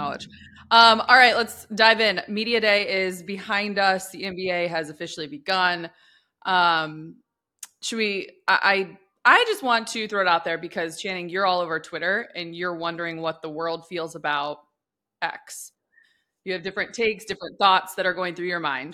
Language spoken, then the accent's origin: English; Midwest, United States; when you grow up in the Midwest